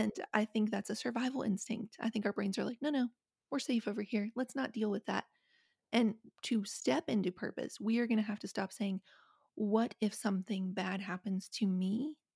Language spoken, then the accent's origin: English; Appalachia, West Virginia, United States; I grew up in West Virginia, I grew up in Appalachia